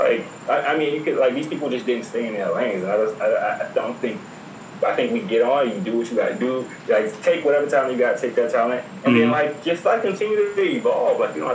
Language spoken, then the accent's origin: English; Virginia, United States; I'm from Virginia, so by default, I'm rocking with the Wizards.